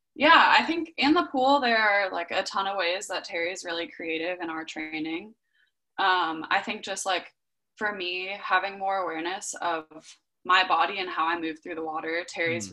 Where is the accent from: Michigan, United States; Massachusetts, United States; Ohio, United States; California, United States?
California, United States; Southern; also born or lived in Berkeley, California; I grew up in Southern California and the sun's out 99% of the days